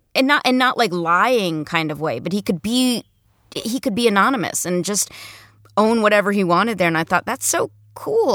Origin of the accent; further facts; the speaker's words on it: New Jersey, United States; moved away as an adult; also born or lived in New York; I grew up in Jersey, then I lived in New York and did, like, theater for a long time